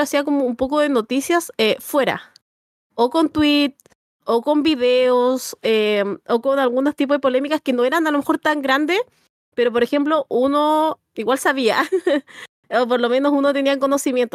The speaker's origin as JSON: {"language": "Spanish", "country": "Chile", "said": "yo esto lo voy a decir como bien chileno"}